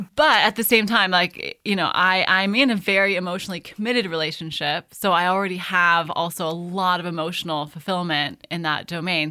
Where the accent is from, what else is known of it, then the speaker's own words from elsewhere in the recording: California, United States; moved away as an adult; now in Tuscany, Italy; born and raised in California